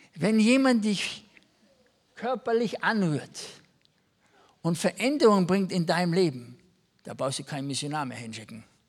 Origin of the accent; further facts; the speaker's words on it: Germany; also born or lived in Kaufbeuren, Bavaria; als Deutsche sind wir sehr gut